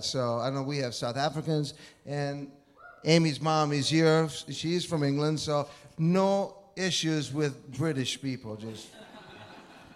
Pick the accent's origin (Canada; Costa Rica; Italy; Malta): Italy; moved away; I was born and raised in Italy.